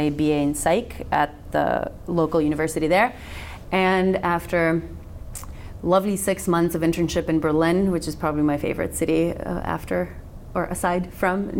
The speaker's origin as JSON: {"language": "English", "country": "North Macedonia", "tie": "born or raised there", "first_language": "Macedonian", "second_language": "English", "moved": "as an adult", "said": "I was born and raised in Macedonia"}